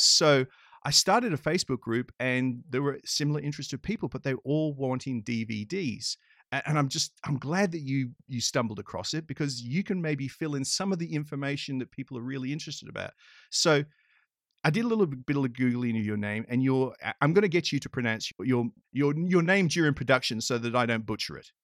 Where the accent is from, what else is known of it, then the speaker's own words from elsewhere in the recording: Australia; moved away; I grew up in Australia